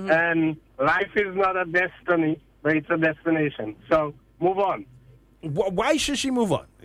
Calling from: Seattle, Washington, United States; Hi. Good afternoon. I'm calling from Seattle, Washington.

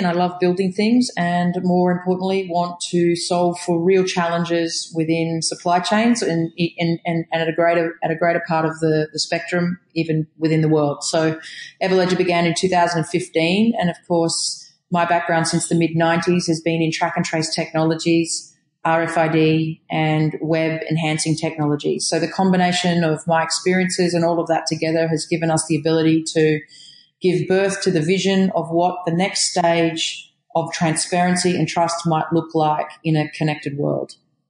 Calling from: Israel; I'm connecting from Israel, so it was a challenge for a while there.

